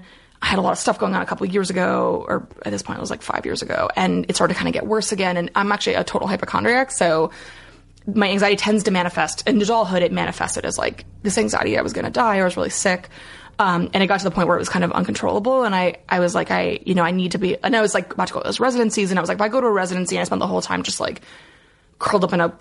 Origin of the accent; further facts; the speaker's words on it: Allentown, Pennsylvania, United States; now in Philadelphia, United States; I'm from Allentown originally.